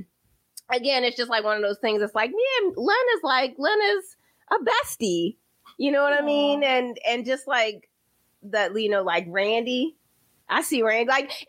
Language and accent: English; Baltimore, Maryland, United States; now in Philadelphia, United States; I'm from Baltimore